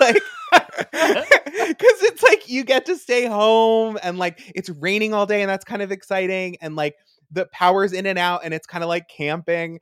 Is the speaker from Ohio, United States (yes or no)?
no; Long Island, New York, United States; I am from Long Island